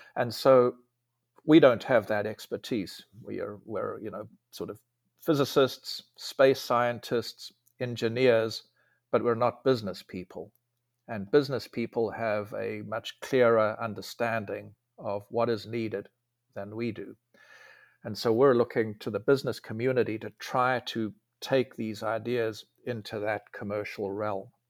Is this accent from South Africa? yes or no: yes; South Africa; moved away as an adult; also born or lived in Germany / Delaware / California; now in Huntsville, United States; I grew up in South Africa.